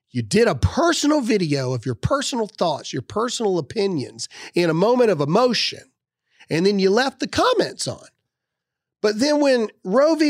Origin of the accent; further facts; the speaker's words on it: Mississippi, United States; I'm from Mississippi